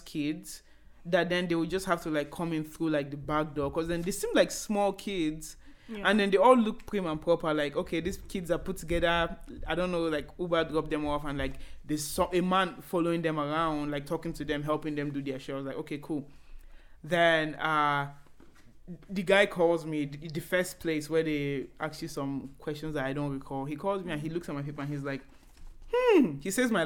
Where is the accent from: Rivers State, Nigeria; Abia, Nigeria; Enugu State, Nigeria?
Enugu State, Nigeria; now in Abuja, Nigeria; we don't have house in Lagos. We live in Abuja. And I'm personally from Enugu State